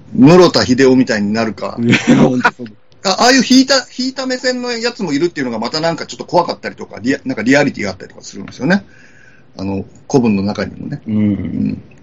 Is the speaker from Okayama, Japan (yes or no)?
yes; Okayama, Japan; moved away; 岡山出身なんで、高校まで、両親北九州なんですけど